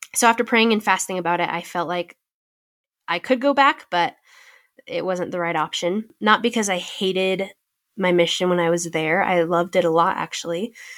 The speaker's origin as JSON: {"language": "English", "region": "California", "country": "United States", "tie": "born or raised there", "said": "another option to serve in California close to my hometown"}